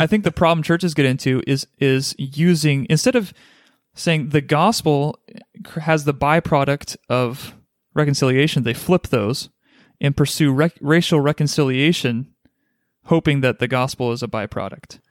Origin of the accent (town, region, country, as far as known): United States; born or raised there